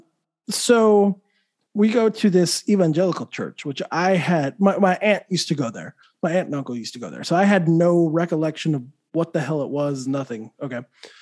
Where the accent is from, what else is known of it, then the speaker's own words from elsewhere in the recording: New Mexico, United States; I grew up in New Mexico, heavy Catholic